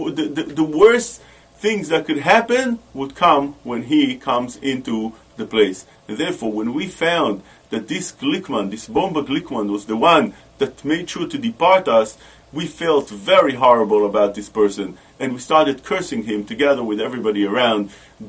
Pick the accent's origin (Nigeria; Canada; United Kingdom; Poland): Poland; Warsaw, Masovian Voivodeship; When I was a little kid, I was born in Warsaw, in Warsaw. And over there, in Warsaw, I was the comedian of the town.